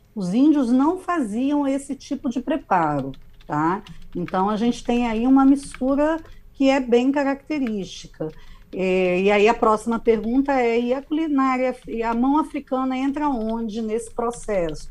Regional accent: Espírito Santo, Brazil; enquanto capixaba

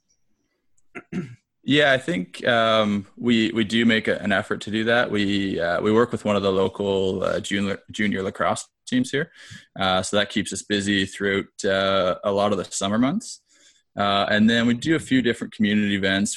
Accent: Peterborough, Ontario, Canada; also born or lived in Hamilton, Ontario; moved back to Peterborough, which is my hometown

